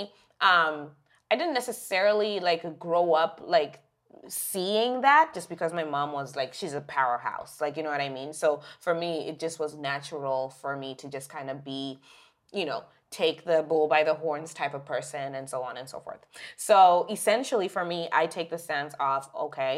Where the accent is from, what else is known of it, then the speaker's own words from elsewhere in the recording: Zimbabwe; now in Canada; we grew up in Zimbabwe